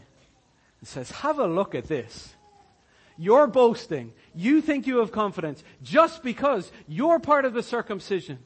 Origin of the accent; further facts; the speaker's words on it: Ireland; I'm Irish.